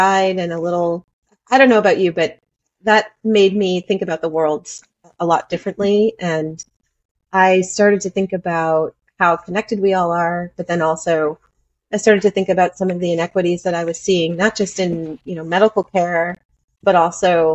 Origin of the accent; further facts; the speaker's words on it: United States; moved away as an adult; now in Panama; I'm from the United States